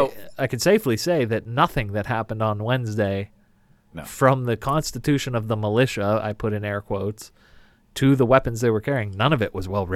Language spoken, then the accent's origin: English; United States; we as American Christians are at our best dual citizens.